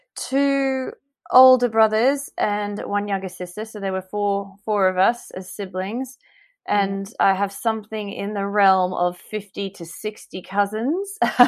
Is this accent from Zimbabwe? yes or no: no; Brisbane, Queensland, Australia; moved away as an adult; now in London, United Kingdom; So I grew up in Australia, so I grew up in a city called Brisbane, which a lot of people do know nowadays. When I first came to the UK, I had to explain where Brisbane was in relation to Sydney. I grew up in Brisbane